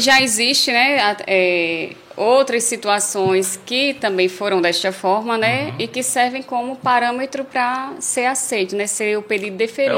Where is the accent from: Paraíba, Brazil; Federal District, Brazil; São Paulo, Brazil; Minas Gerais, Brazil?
Paraíba, Brazil; now in Angicos, Brazil; eu sou paraibana